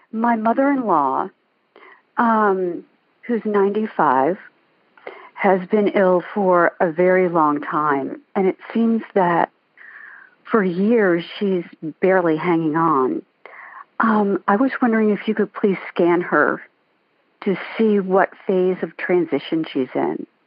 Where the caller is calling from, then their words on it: Owings Mills, Maryland, United States; I'm calling from Owings Mills, Maryland.